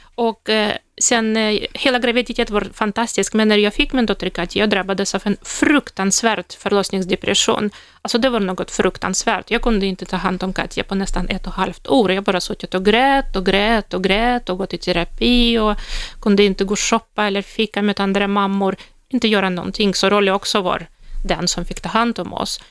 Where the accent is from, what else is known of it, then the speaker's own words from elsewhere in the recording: Russia; Swedish is a second language; moved away as an adult; now in Sweden; i Ryssland, där, där jag kommer ifrån